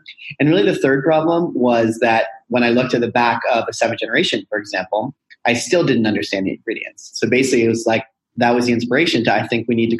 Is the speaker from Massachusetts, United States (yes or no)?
no; Boulder, Colorado, United States; moved away as an adult; also born or lived in Monteverde, Costa Rica; I'm born and raised in Boulder, Colorado, super hippie and crunchy to my core